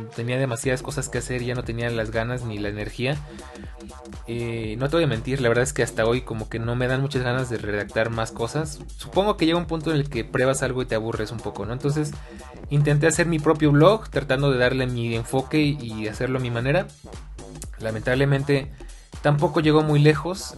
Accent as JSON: {"language": "Spanish", "region": "Mexico City", "country": "Mexico", "tie": "born or raised there", "said": "Soy oriundo de la Ciudad de México"}